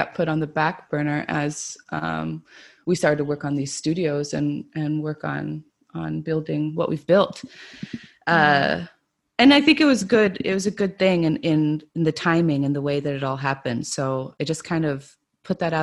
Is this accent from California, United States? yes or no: yes; California, United States; moved away as an adult; now in Prague, Czech Republic; I'm from the United States, from California